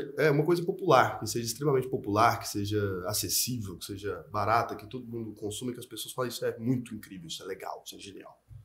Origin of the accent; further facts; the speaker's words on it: Goiás, Brazil; E eu nasci em Goiás